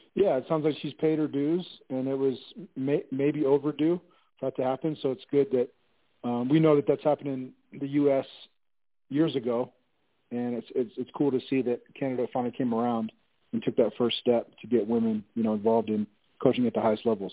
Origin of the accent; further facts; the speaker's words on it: Ohio, United States; I'm from Ohio, so Ohio State University